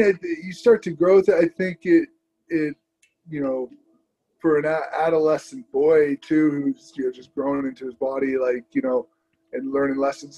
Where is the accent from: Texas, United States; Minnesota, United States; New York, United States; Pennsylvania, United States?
Pennsylvania, United States; Lancaster; also born or lived in Virginia; now in Philadelphia, United States; I grew up in Lancaster, Pennsylvania